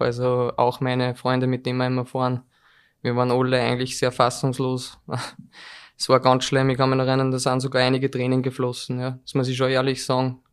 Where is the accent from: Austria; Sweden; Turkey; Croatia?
Austria; Molln, Upper Austria; ich komme aus Mollen, das ist relativ südlich